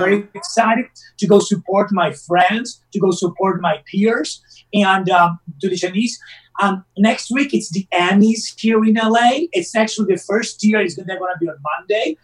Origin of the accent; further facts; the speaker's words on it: Rome, Lazio, Italy; moved away as an adult; now in Los Angeles, United States; my hometown and Rome and in Italy